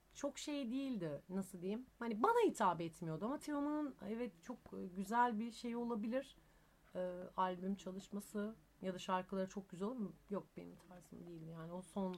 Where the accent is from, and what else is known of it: Izmir, Turkey; moved away; also born or lived in Thessaloniki (family origin)